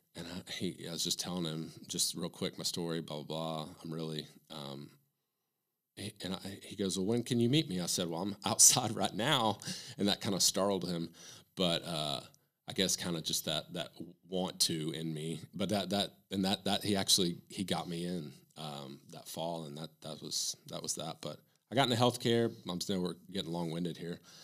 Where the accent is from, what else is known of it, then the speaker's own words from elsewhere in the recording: Morristown, Tennessee, United States; now in Knoxville, United States; I'm from Morristown, so it's halfway between here and Bristol